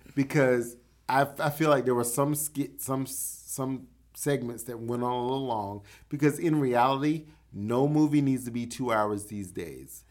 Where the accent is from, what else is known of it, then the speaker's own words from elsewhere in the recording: the South, United States; I grew up in the South.